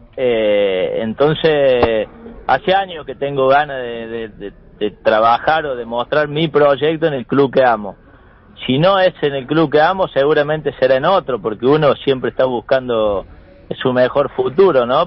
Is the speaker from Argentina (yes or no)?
yes; interior of Córdoba, Argentina; also born or lived in Santa Fe; yo, de acá del interior de Córdoba